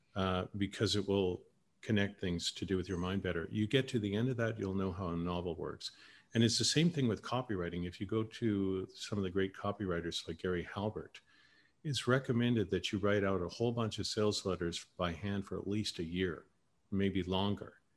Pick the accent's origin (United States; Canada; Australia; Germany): Canada; moved away; Canadians is different